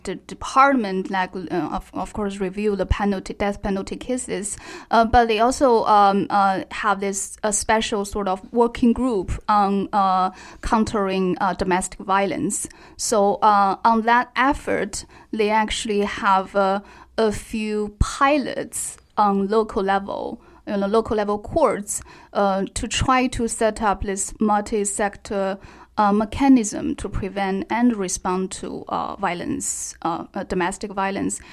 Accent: Xinjiang, China; I'm from Xinjiang

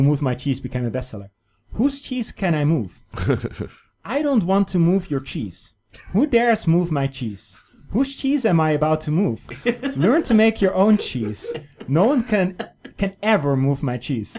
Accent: Netherlands; now in China; a Dutch person, my home country

